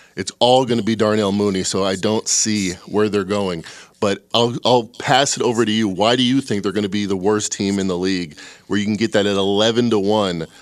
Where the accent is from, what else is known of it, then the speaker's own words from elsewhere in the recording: Chicago, Illinois, United States; I'm from Chicago